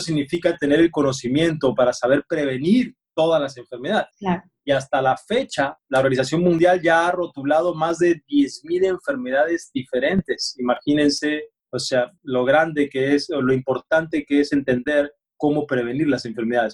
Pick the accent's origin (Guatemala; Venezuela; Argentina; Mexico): Argentina; yo me crié en Argentina